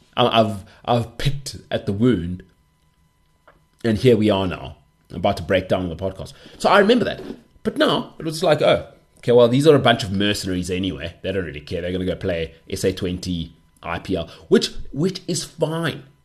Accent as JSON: {"language": "English", "country": "South Africa", "said": "being South African"}